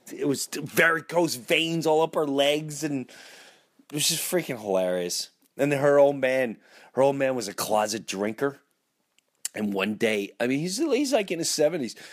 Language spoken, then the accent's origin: English; Long Island, New York, United States; also born or lived in Florida; I grew up in Long Island, lived in Long Island